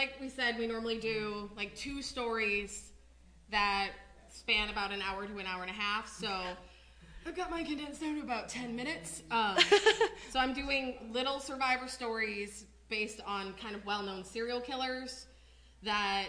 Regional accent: Wisconsin, United States; We are both born and raised in Wisconsin, so we're down here in Illinois

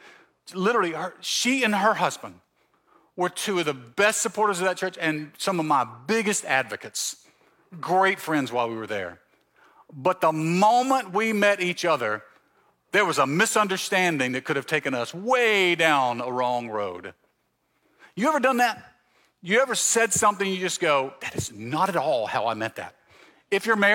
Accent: Mississippi Gulf Coast, United States; moved away as an adult; also born or lived in Canton, Ohio; now in Marietta, United States; I'm from the South. I grew up in Mississippi, on the coast in Mississippi

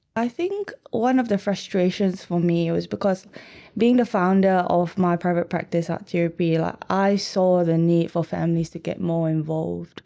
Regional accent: Malaysia; now in Melbourne, Australia; I'm from Malaysia

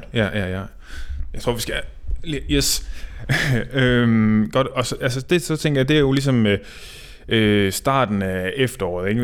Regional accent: North Jutland, North Denmark Region, Denmark; det blæser i hvert fald op i Nordjylland, hvor jeg kommer fra

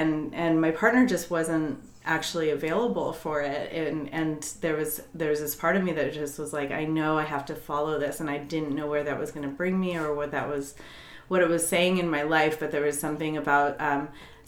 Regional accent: Colorado, United States; moved away as an adult; also born or lived in Virginia; I grew up in Colorado

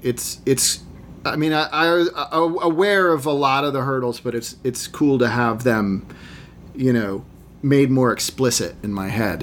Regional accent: Massachusetts, United States; I grew up in Massachusetts in a small, wealthy, almost entirely white town

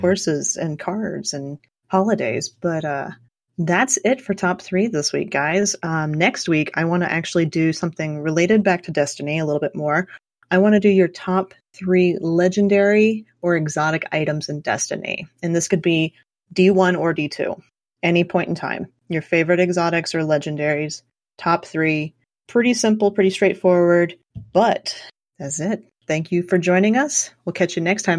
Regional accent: Southwest Kansas, United States; I grew up in Southwest Kansas, which is about as flat as you can possibly get

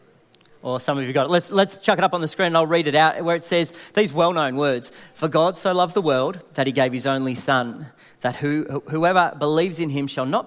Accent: Warrnambool, Victoria, Australia; I grew up in Warrnambool, so the wind really needs no explanation there

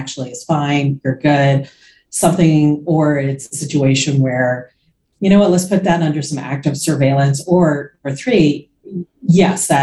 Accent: Florida, United States; also born or lived in suburbs of New York City; now in New York City suburbs, United States; I grew up in Florida

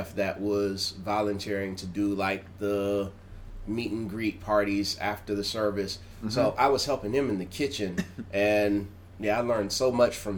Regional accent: the South, United States; now in Tokyo, Japan; I'm from the South.

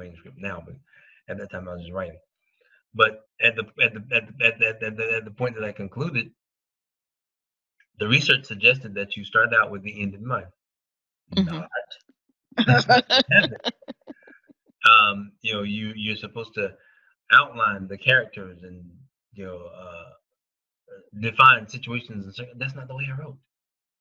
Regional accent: South Georgia, United States; I'm from South Georgia

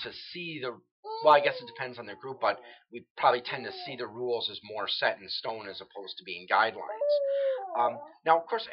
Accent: New Berlin, Wisconsin, United States; I'm originally from New Berlin. Waukesha is just the next city over

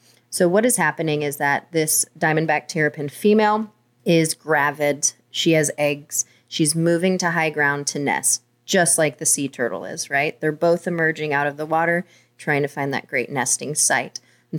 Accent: Oklahoma, United States; born there; I was born in Oklahoma.

